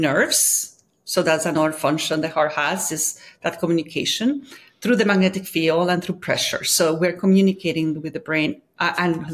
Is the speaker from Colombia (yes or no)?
yes; Colombia; I'm from Colombia